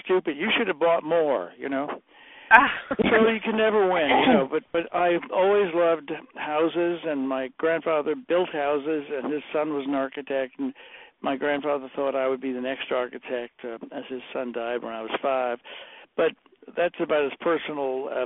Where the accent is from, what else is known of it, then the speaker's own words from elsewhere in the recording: New York City, New York, United States; I grew up on Staten Island, which, as you know, is one of the boroughs of New York City